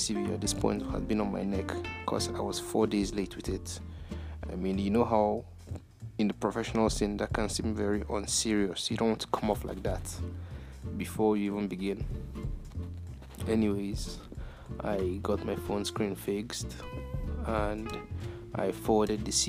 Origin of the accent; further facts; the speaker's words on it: Nigeria; I'm Nigerian.